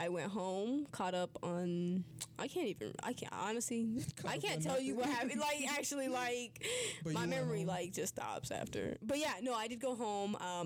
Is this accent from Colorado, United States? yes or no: yes; Colorado, United States; I'm from Colorado